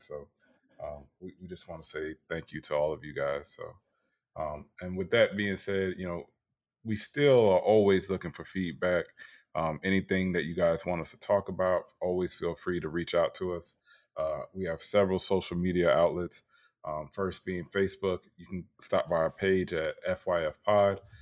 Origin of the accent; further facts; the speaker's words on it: Tampa, Florida, United States; my hometown, Tampa Bay